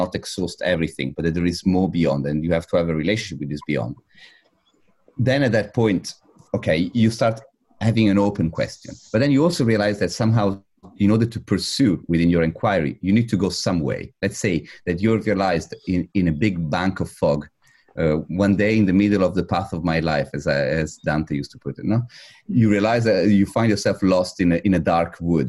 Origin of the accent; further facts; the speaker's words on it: Italy; I was raised in Italy